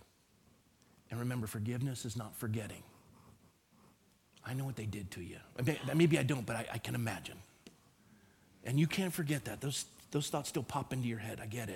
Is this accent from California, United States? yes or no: yes; Coronado, California, United States; also born or lived in Phoenix, Arizona; I grew up in Coronado, California